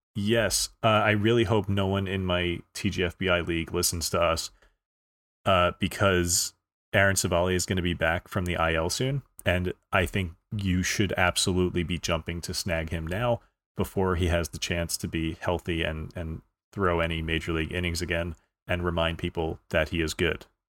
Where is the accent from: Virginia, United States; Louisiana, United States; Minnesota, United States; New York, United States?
New York, United States; accent: New York; every now and then my New York sticks out